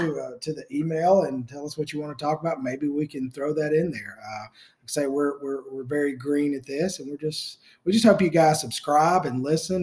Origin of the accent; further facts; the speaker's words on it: the South, United States; growing up in the South.